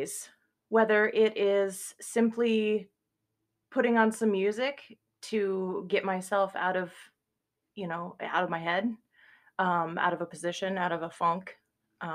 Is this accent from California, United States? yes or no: no; Cedar Rapids, Iowa, United States; Cedar Rapids, Iowa